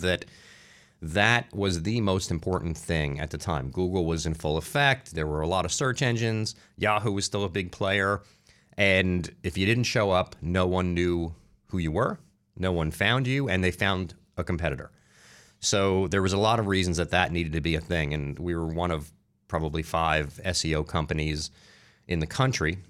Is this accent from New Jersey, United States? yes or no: yes; Newark, New Jersey, United States; also born or lived in Irvington, New Jersey; I grew up in New Jersey. Like I said, I grew up in Newark, in, uh, Irvington.